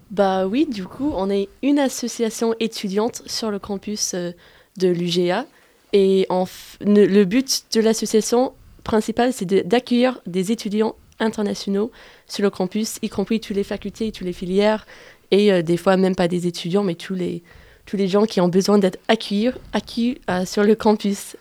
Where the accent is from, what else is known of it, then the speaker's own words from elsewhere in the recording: United States; French is a second language; now in Grenoble, France; Je suis américaine des États-Unis et j'ai fait ma licence ici